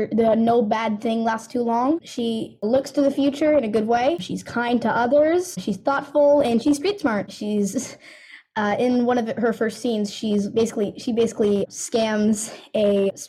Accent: Chesapeake, Virginia, United States; I myself am from Chesapeake, Virginia

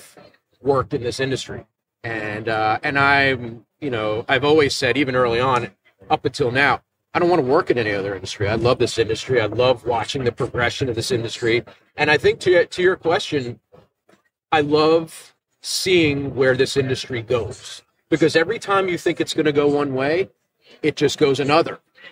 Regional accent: right outside of Philadelphia, Pennsylvania, United States; I'm not from Buffalo like you guys, but I'm from, you know, right outside of Philadelphia

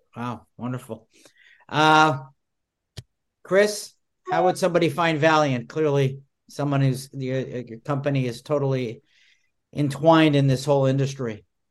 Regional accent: Montreal, Quebec, Canada; now in United States; I grew up in Montreal, and, uh, you know, Montreal was a hashy city. I never saw a pot until I moved to the United States.

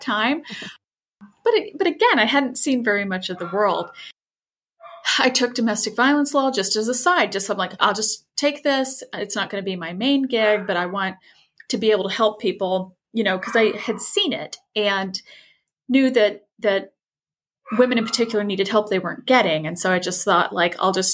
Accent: rural southwestern Indiana, United States; moved away; I am from rural Indiana. So like middle of nowhere in Indiana, southwestern portion, lots of cornfields.

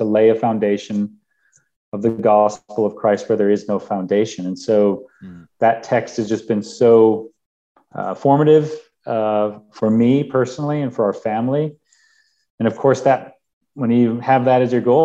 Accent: Minnesota, United States; moved away as an adult; also born or lived in Pakistan / Middle East; I'm from Minnesota and it's nice and cold

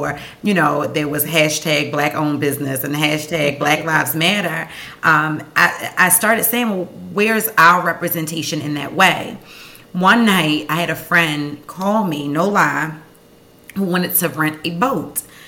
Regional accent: Baltimore, Maryland, United States; born and raised in West Baltimore

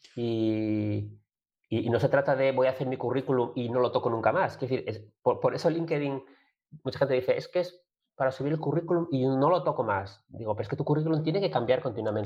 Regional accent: Gijón, Asturias, Spain; yo soy de Gijón, como decían algunos, de Gijón de toda la vida

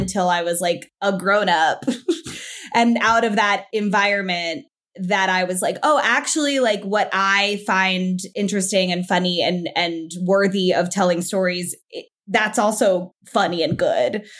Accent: South Florida, United States; moved away as an adult; I'm from South Florida

